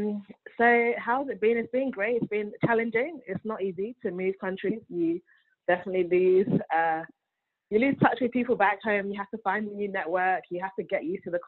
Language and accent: English; London, United Kingdom; moved away as an adult; now in Canada; I was born and raised in London, United Kingdom. And I moved to Canada 2 years today